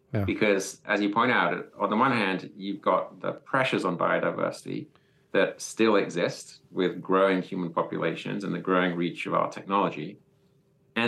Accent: England, United Kingdom; moved away as an adult; now in United States; I'm from England originally

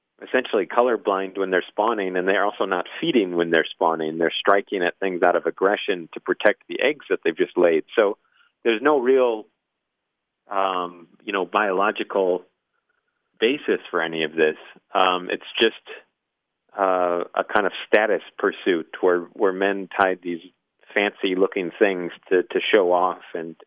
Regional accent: Midwest, United States; moved away; also born or lived in New England; I'm from the Midwest, so we were raised to look at fly fishermen as just sort of incorrigible snobs

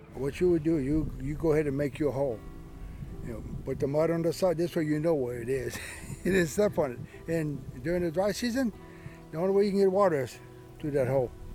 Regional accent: Everglades tree island, Florida, United States; So that's when we moved from Casalapo all the way to that island. And that's where I was born

